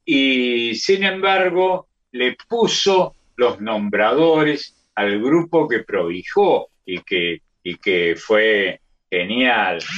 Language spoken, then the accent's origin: Spanish; Córdoba, Argentina; accent: cordobés; esa es la tonada del barrio San Vicente, de donde soy, en Córdoba.